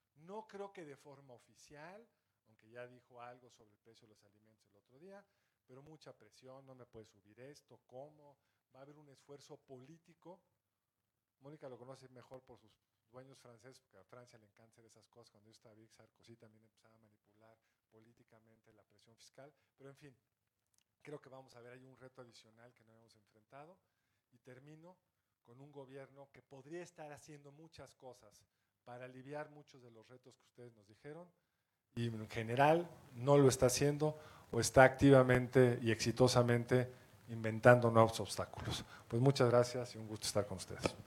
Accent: Mexico; soy mexicano

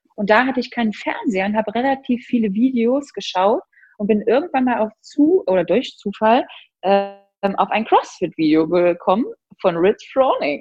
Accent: near Mühlhausen, Thuringia, Germany; also born or lived in Munich; now in Berlin, Germany; Mühlhausen war eigentlich schon immer so ein Anlaufpunkt, jedenfalls in meiner Jugend

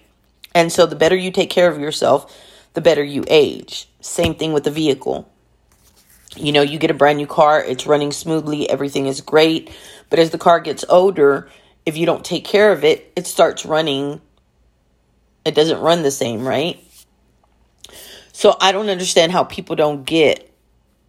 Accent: Texas, United States; where I'm from Texas, we're oil and gas

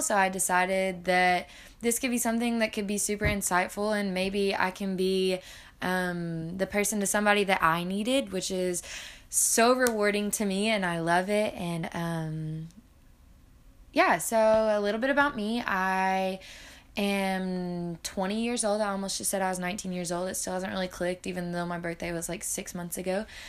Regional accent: Arkansas, United States; I grew up in Arkansas

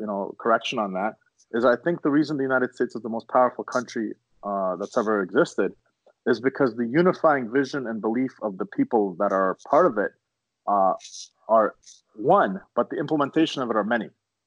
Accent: Canada; we're Canadian

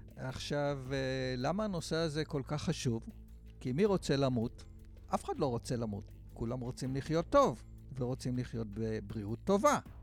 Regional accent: Israel; אני גדלתי בקיבוץ

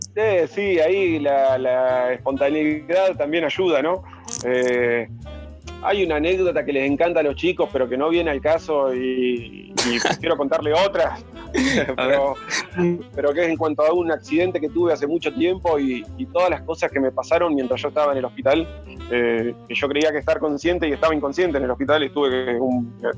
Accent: Lago Puelo, Chubut, Argentina; also born or lived in Mercedes, Buenos Aires; yo nací en Mercedes, Buenos Aires. Y de muy chiquitito, de muy chiquitito, me vine a vivir a un pueblito que está al sur de Bariloche, a 130 kilómetros, que se llama Lago pueblo Y ahí pasé toda mi infancia y adolescencia

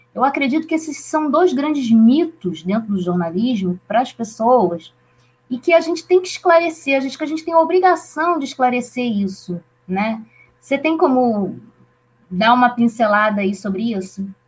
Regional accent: Campos dos Goytacazes, Rio de Janeiro, Brazil; que fica na minha cidade natal, campus dos Goitacazes

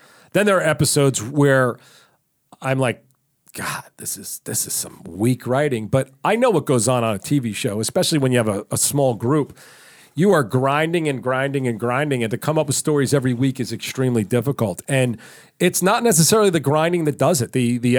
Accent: New York, United States; I'm from New York.

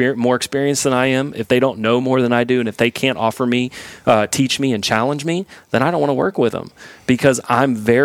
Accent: Houston, Texas, United States; moved away; I grew up in Houston

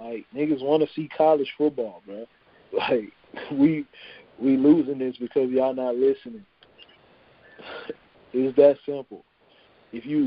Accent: Louisiana, United States; this is my home state

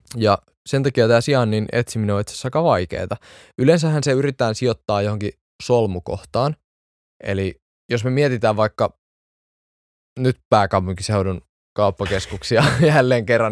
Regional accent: Espoo, Uusimaa, Finland; Mä oon varttunut Espoossa

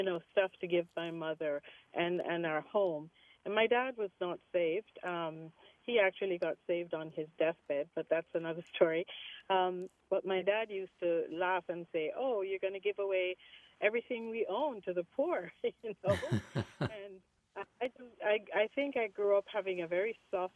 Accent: Jamaica; my mom was active in the Baptist church where we grew up in Jamaica, in the country.

